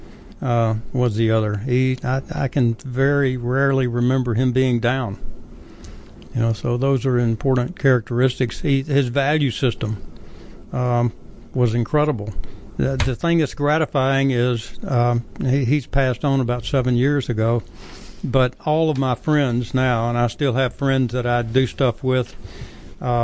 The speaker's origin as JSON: {"language": "English", "town": "Jackson", "region": "Tennessee", "country": "United States", "said": "Jackson, Tennessee."}